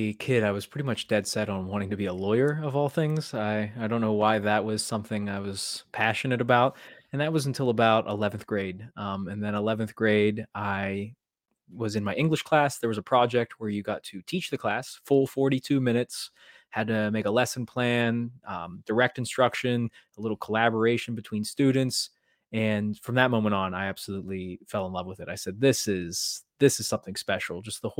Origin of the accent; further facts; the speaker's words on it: Pennsylvania, United States; moved away as an adult; now in Maryland, United States; I moved from Western Pennsylvania to Maryland, kind of just picked it up, wanted to strike it out on my own at a completely different place.